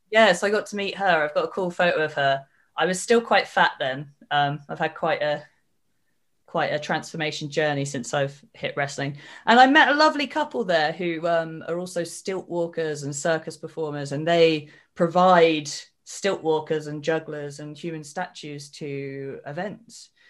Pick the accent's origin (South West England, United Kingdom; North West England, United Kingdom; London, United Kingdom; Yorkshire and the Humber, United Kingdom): South West England, United Kingdom; Cornwall; I am from Cornwall, because I speak Cornish in my promos